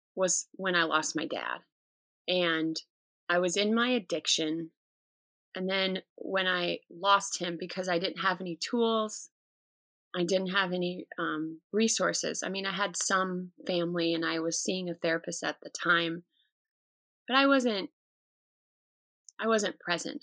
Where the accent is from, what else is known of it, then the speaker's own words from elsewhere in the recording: United States; as an American culture